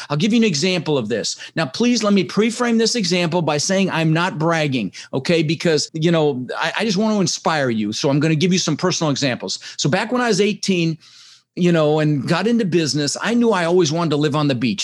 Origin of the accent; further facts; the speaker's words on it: Denver, Colorado, United States; also born or lived in Netherlands; I immigrated to this country when I was six years old with my brother Albert, my mother's Vantje. I was born in the Netherlands in Holland, you know, wooden shoes and windmills. And and we ended up in Denver, Colorado, and we didn't have much